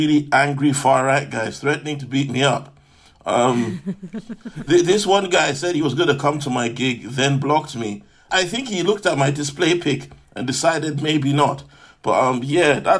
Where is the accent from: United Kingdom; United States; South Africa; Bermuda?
United Kingdom; London; I'm from South London